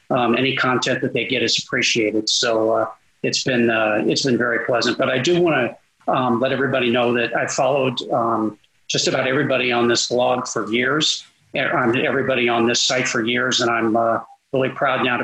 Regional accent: California, United States; now in Texas, United States; I'm an import from California

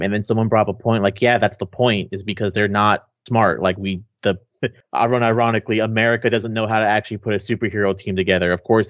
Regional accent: Kansas City, United States; because I'm from Kansas City

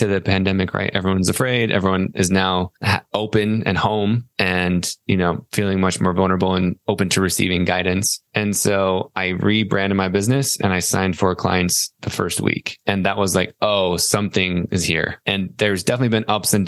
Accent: Salt Lake City, Utah, United States; moved away as an adult; also born or lived in East Coast; I was born in Salt Lake City, Utah

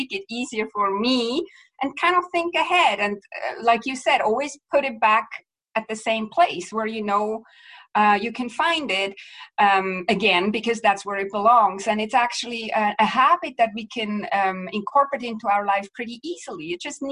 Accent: Switzerland; moved away as an adult; now in Vancouver, Canada; I'm from Switzerland originally, but I live in Vancouver, BC, Canada for the last, 17 years.

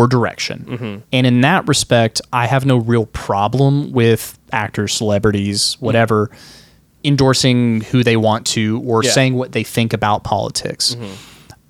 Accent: United States; Truly, I feel blessed to be an American.

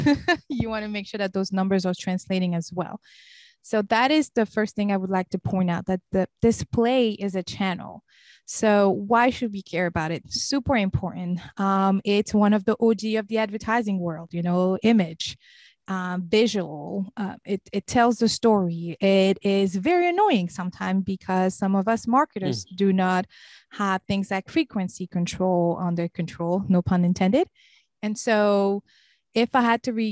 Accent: Senegal; also born or lived in Cape Verde / Lebanon; now in Raleigh, United States; I was born and raised in Senegal, which is in West Africa.

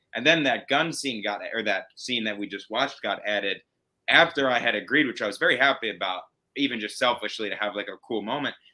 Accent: New York, United States; If I'm from New York and I'm Italian

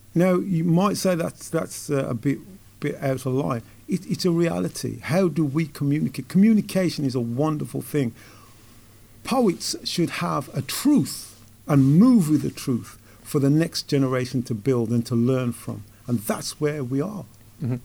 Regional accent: Wolverhampton, West Midlands, United Kingdom; As a lad growing up in Wolverhampton

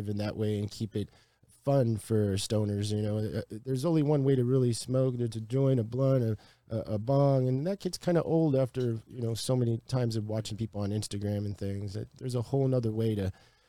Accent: Chicago, Illinois, United States; I'm from Chicago

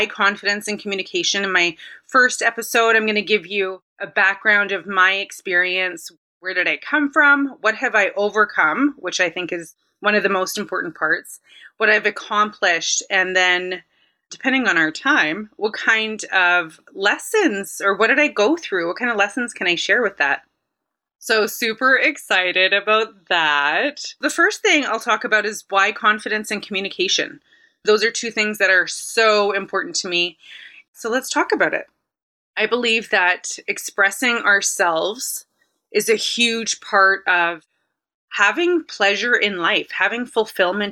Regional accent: Winnipeg, Manitoba, Canada; I am from Winnipeg. I've only lived in Winnipeg.

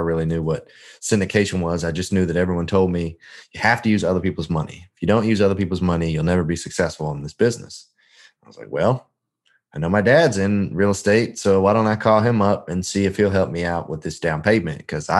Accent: Memphis, Tennessee, United States; I am actually not from Indiana. I'm technically from Memphis. That's what I tell most folks. But my dad was in the military. We kind of lived a little bit everywhere. But Memphis is where we lived the longest.

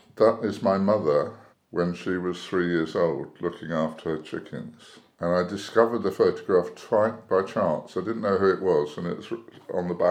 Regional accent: Weybridge, South East England, United Kingdom; moved away as an adult; also born or lived in Barton-on-Sea, Hampshire / South London; now in Petworth, United Kingdom; I was born in Hampshire, on the coast, a place called Barton-on-Sea. We lived in South London for a while, but most of my life we lived in Weybridge in Surrey, which is a commuter town. I lived there 50 years.

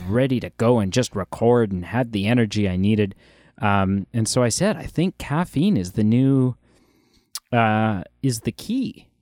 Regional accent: Ontario, Canada; as a Canadian, um, and specifically as an Ontarian

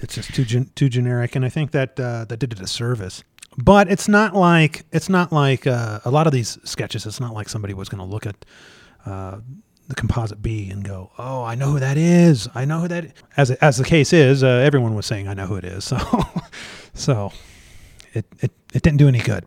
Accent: Colorado, United States; I'm from Colorado

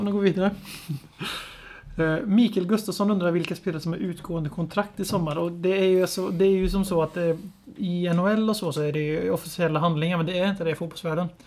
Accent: Lidköping, Västra Götaland, Sweden; jag är uppväxt i Lidköping och har mina rötter i Stockholm.

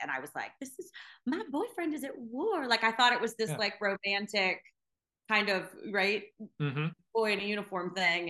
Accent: Florida, United States; moved away; also born or lived in Alaska; I'm from Florida.

